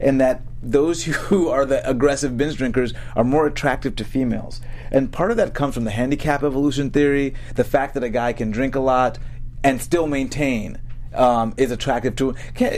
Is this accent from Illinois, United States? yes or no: no; Boston, Massachusetts, United States; I'm from Boston.